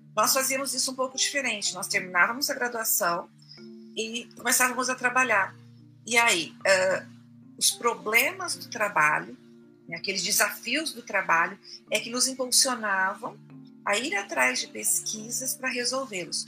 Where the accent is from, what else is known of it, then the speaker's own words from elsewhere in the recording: Fernandópolis, São Paulo, Brazil; moved away as an adult; Eu venho de uma cidade pequena, de Fernandópolis